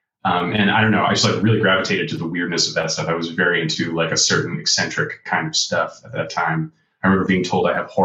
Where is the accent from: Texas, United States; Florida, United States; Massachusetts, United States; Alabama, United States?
Massachusetts, United States; outside Boston; I'm from Boston. I'm from outside Boston, Massachusetts.